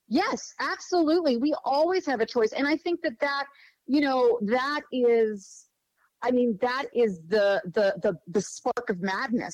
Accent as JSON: {"language": "English", "town": "Pittsburgh", "region": "Pennsylvania", "country": "United States", "tie": "born or raised there", "moved": "as an adult", "lives_now": "Morgantown, United States", "said": "I uh, grew up in Pittsburgh, Pennsylvania. Spent my whole life there until about uh, 11 years ago when my husband and I moved to Morgantown, West Virginia"}